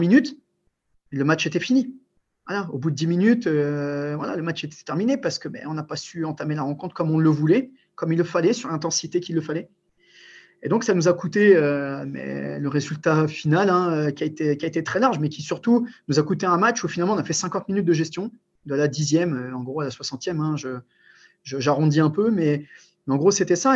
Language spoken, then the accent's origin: French; Albert, Hauts-de-France, France; also born or lived in Morocco / Amiens; je suis né au Maroc, mais je suis arrivé en France très tôt et je suis d'un petit bled qui s'appelle Albert, donc où j'ai commencé le handball. c'est un club picard dans la Somme, à côté d'Amiens